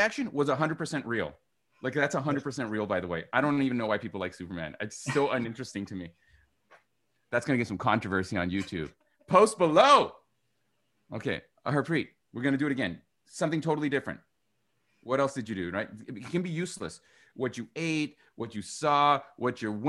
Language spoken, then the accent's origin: English; Vancouver, British Columbia, Canada; I'm from Vancouver